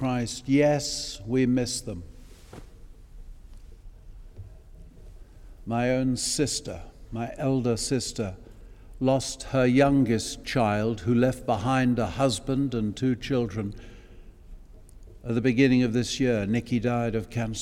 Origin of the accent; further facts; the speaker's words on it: Eastbourne, South East England, United Kingdom; I grew up in Eastbourne